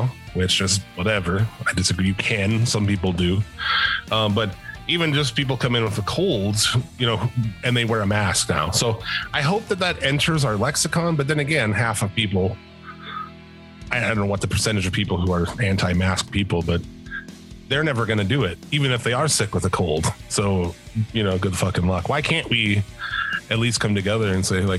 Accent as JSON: {"language": "English", "country": "United States", "said": "as an American"}